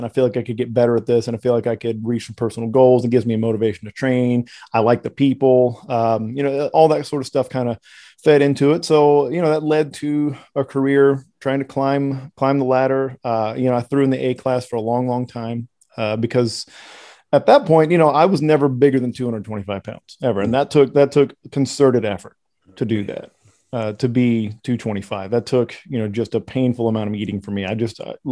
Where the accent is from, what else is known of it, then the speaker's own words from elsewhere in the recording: Texas, United States; I am Texan